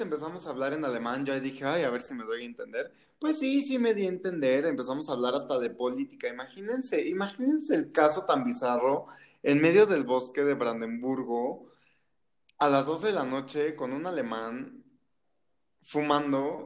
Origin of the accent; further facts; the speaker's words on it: Mexico; de México